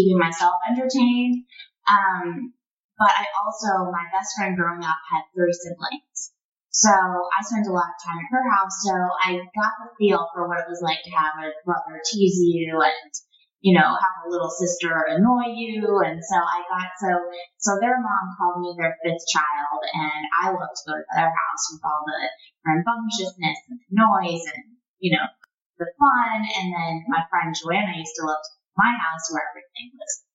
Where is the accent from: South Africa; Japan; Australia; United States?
United States; Portland, Maine; also born or lived in France; I'm from Maine